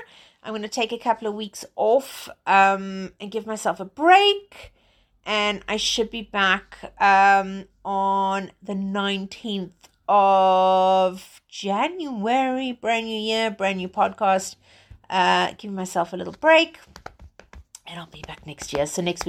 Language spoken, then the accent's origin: English; England, United Kingdom; because I'm based in England. I'm British. So, well, British South African, let's say.